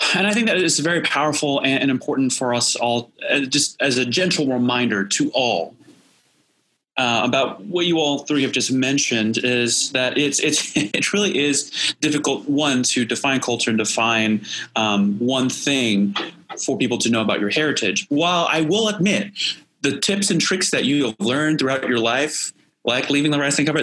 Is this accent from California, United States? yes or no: no; Indiana, United States; I'm from Indiana